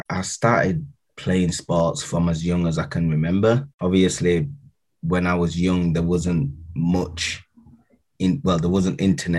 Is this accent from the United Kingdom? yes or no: yes; Leeds, Yorkshire and the Humber, United Kingdom; My dad was born in St. Kitts. So yeah, I'm dual heritage. I was born here in Leeds, St. James's Hospital.